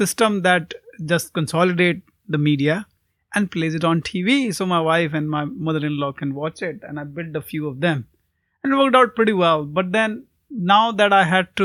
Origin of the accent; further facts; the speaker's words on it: India; I grew up in India